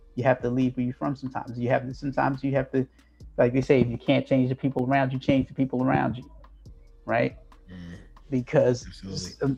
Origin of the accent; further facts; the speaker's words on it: New Jersey, United States; My parents from Greenville, North Carolina, right? They moved to New Jersey. I was born in New Jersey